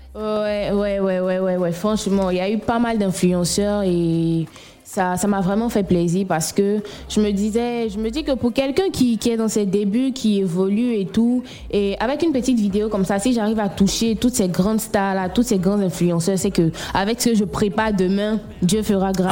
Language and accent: French; Bouaké, Vallée du Bandama, Côte d’Ivoire; je viens de Boaké